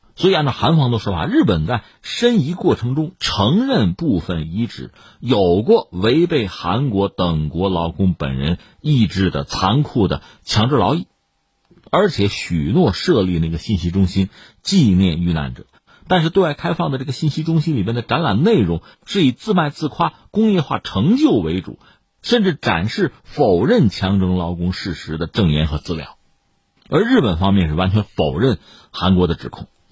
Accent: China; 对我们中国人也好

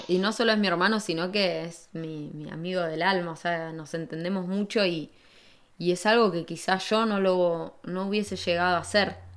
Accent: San Martín, Argentina; moved away as an adult; also born or lived in Buenos Aires; en Buenos Aires viví 15 años, un montón. Había vivido lo, lo mismo más o menos que viví en, en San Martín, lo viví en Buenos Aires

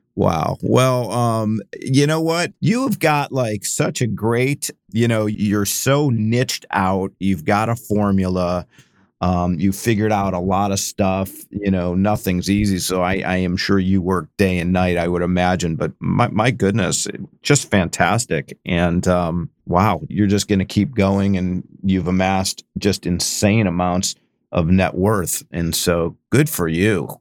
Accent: Cleveland, Ohio, United States; also born or lived in Northern California; now in San Francisco area, United States; I grew up in Cleveland, so I, I know snow

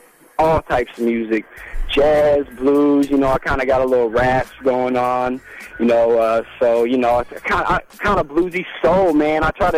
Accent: Louisville, Kentucky, United States; moved away as an adult; I'm from the Ville, and I know I've lived there my whole life

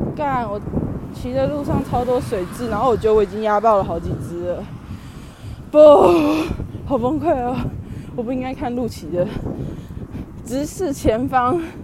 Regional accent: Taiwan; moved away; 我太自台湾

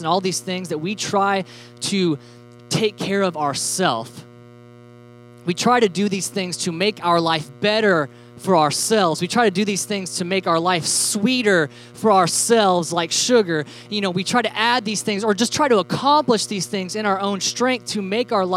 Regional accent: Alabama, United States; we're from Alabama, so we call everything Cokes

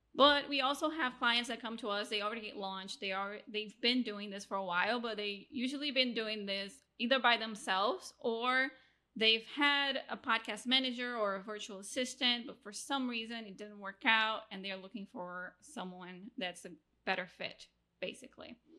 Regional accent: Rio de Janeiro, Brazil; now in Mexico; I'm originally from Brazil, now living in Mexico, married to an American

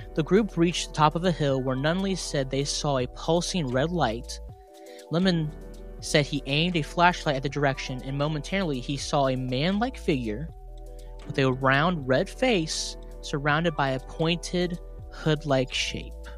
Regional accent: West Virginia, United States; accent: West Virginia; I'm from West Virginia, and I'd be talking right now it's just the normal West Virginia accent

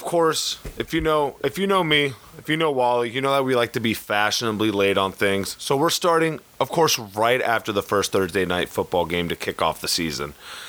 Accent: North Carolina, United States; now in Columbus, United States; originally from North Carolina, now residing in Columbus, Ohio. Been here for about last 7 years.

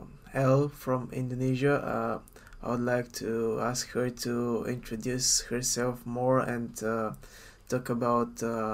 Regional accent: Bulgaria; moved away as an adult; now in Eindhoven, Netherlands

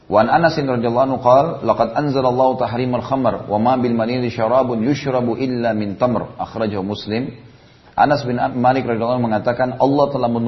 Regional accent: South Sulawesi, Indonesia; born there; Saya lihat dulu kalau di Sulawesi Selatan ya, kalau di daerah saya e, lahir dulu, memang mereka sering kali.

